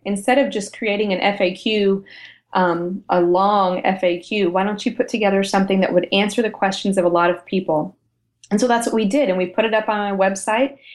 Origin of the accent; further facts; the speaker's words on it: United States; also born or lived in Europe; we're American. Yes, we live here